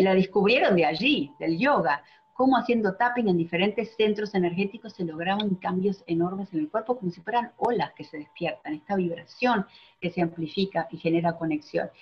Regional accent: Argentina; moved away as an adult; now in Miami, United States; soy de Argentina, pero vivo en Miami hace 17 años

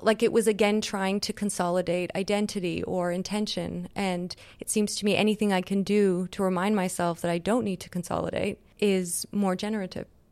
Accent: Montreal, Quebec, Canada; moved away; I grew up in Canada

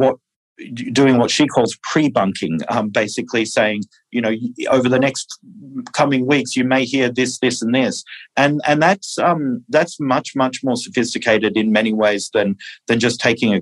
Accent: Australia; moved away; I'm originally from Australia

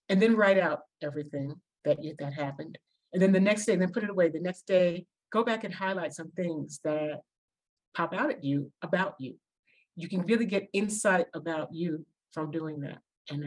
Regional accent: New York City, New York, United States; moved away; I'm from New York and the Bronx

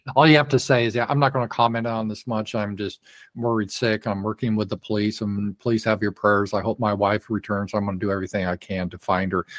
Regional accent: Colorado, United States; now in Arkansas, United States; I was raised in Colorado

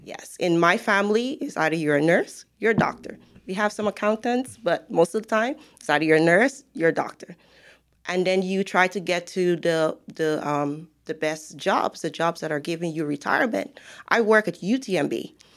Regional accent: Guyana; moved away as an adult; now in United States; I am from Guyana.

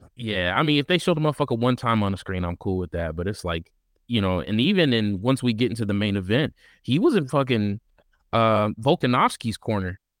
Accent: Texas, United States; I'm a Texan.

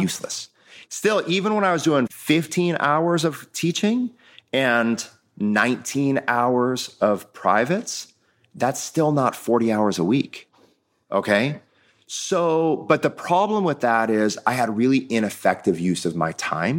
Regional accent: Midwest, United States; I grew up in the Midwest with a family who ran a family-owned business

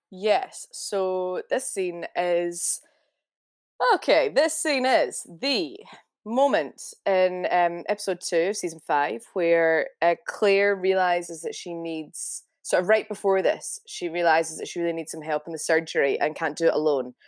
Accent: Scotland, United Kingdom; accent: Glaswegian; I'm very Scottish.

